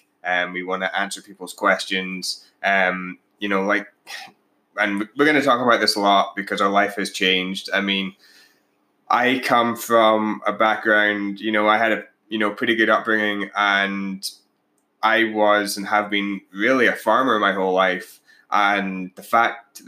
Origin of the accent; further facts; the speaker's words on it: Scotland, United Kingdom; moved away as an adult; now in Canada; I'm actually from Scotland originally. We both now live in Canada.